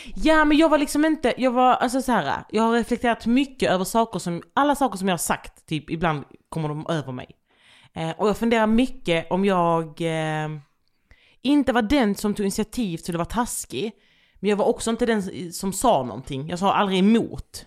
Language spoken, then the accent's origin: Swedish; Landskrona, Skåne, Sweden; accent: Skånska; moved away; also born or lived in Västervik / Jönköping; jag växte också upp i ett område där det liksom bodde blandat med folk.